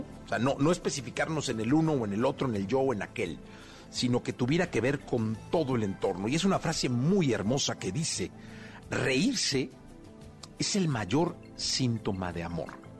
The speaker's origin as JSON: {"language": "Spanish", "country": "Mexico", "said": "Como mexicanos"}